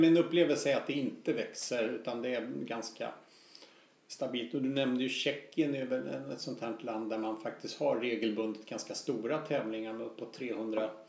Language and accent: Swedish; Stockholm, Stockholm County, Sweden; som stockholmare